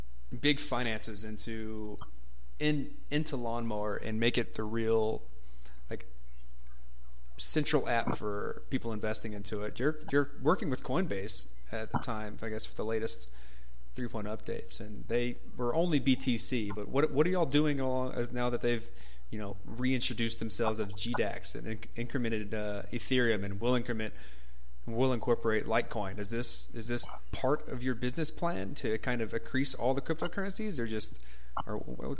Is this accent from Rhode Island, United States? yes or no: no; Texas, United States; I'm from Texas